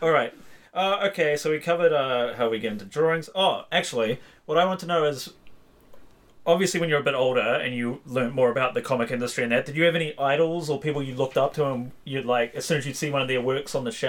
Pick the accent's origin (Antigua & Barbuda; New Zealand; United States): New Zealand; Whangarei, Northland; moved away; where I grew up in Whangarei, like it was so hard to find anything like that until I moved, basically.